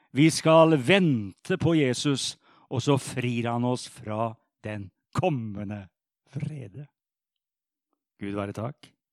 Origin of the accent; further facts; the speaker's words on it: Sarpsborg, Østfold, Norway; Jeg er jo sarping